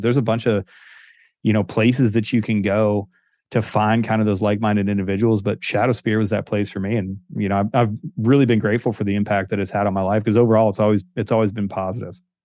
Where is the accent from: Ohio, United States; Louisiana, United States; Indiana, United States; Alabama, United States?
Ohio, United States; Northeast; moved away; dorky kid that grew up in Northeast Ohio